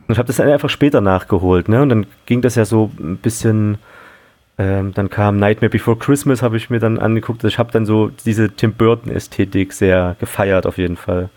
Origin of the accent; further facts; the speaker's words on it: Leipzig, Saxony, Germany; moved away; ich bin äh, sogar in Leipzig aufgewachsen und war da mal für 15 Jahre weg und jetzt bin ich wieder da.